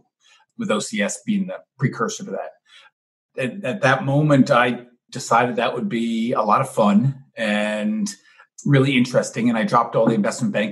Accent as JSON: {"language": "English", "town": "New York City", "region": "New York", "country": "United States", "tie": "born or raised there", "moved": "yes", "lives_now": "Milwaukee, United States", "said": "I grew up in New York, born and raised in Manhattan"}